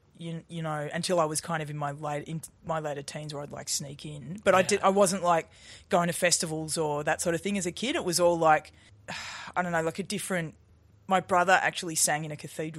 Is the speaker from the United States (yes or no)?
no; Melbourne, Victoria, Australia; in the suburbs of Melbourne.